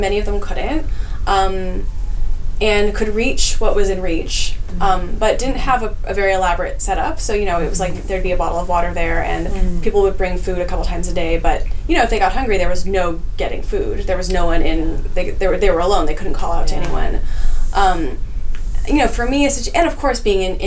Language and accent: English; California, United States; I grew up in California